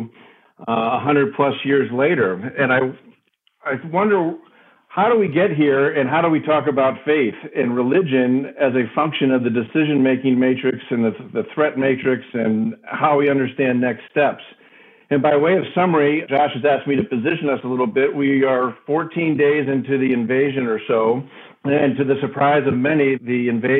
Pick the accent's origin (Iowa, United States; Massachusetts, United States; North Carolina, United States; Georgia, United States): Iowa, United States; I was born in Iowa